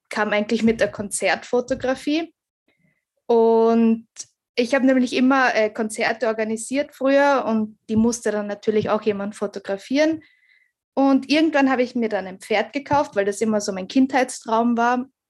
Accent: Graz, Styria, Austria; ich komme aus Graz

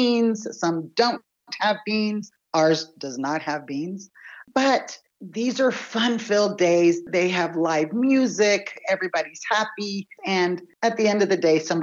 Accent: San Antonio, Texas, United States; I'm from San Antonio, Texas, and I'm an owner and operator of the Los Barrios Mexican restaurants here in San Antonio.

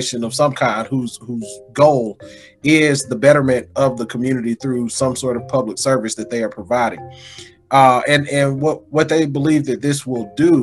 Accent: Mississippi, United States; also born or lived in Denver; from my hometown

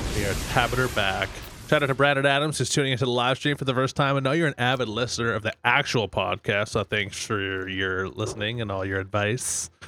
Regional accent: Fort McMurray, Alberta, Canada; now in Miami, United States; that's where I grew up

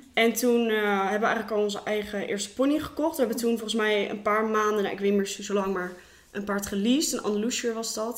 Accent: Rotterdam, South Holland, Netherlands; moved away as an adult; now in Gorinchem, Netherlands; ik kom eigenlijk uit Rotterdam

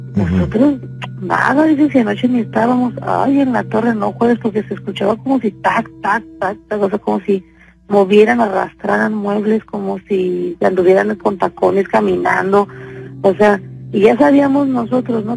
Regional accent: Mexico; moved away; en México nosotros, nosotros vivíamos en México, de hecho somos de México. Pero eh, tenemos 17 años aquí en Senado

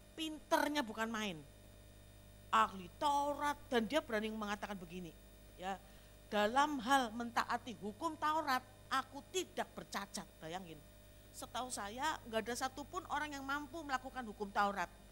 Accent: Slawi, Central Java, Indonesia; moved away; also born or lived in Jakarta; Di Slawi, di kota saya, kota kelahiran saya

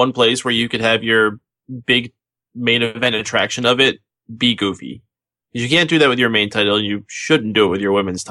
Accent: Canada; No, you can't say more politely than me. I'm Canadian.

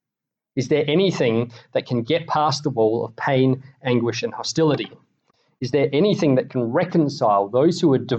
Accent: Australia; I am, you are, we are Australian.

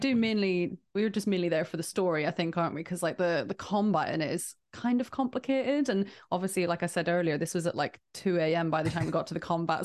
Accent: Ireland; accent: Irish

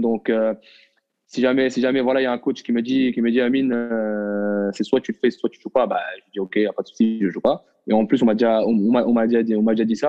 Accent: Morocco; moved away as an adult; now in France; je suis un Marocain qui j'ai vécu pendant 18 ans au Maroc, je suis né au Maroc, j'ai grandi au Maroc

